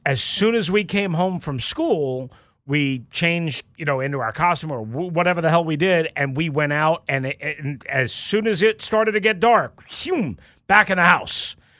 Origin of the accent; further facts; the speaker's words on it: Long Island, New York, United States; moved away; when I was growing up on Long Island